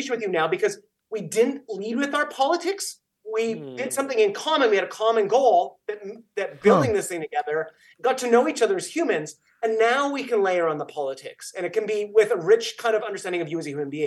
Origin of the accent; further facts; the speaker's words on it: Canada; I'm Canadian